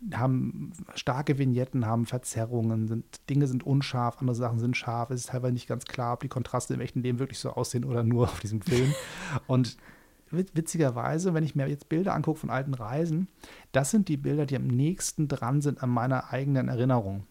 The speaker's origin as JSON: {"language": "German", "region": "Hamburg", "country": "Germany", "said": "als Hamburger in Berlin"}